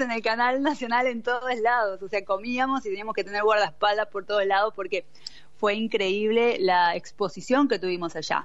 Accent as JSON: {"language": "Spanish", "region": "Buenos Aires", "country": "Argentina", "tie": "born or raised there", "also_born_or_lived": "China", "moved": "as an adult", "lives_now": "Italy", "said": "soy nacida y criada ahí en Argentina, Buenos Aires, eh, de zona oeste, pero bueno, eh, después por cuestiones de la vida terminé de criarme en Capital Federal"}